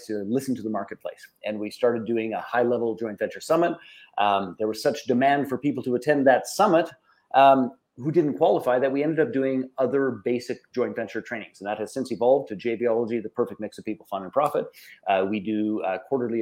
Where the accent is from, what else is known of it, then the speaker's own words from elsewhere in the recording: Canada; I'm Canadian